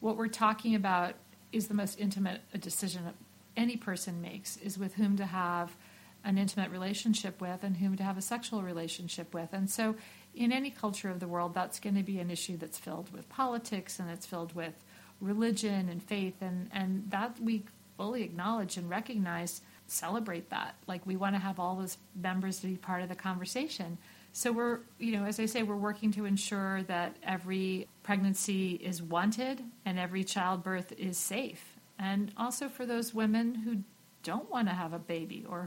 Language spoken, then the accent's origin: English; United States; I'm an American working for the United Nations